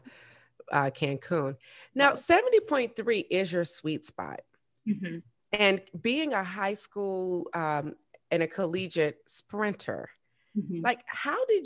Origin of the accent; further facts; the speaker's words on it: Augusta, Georgia, United States; Augusta is my hometown.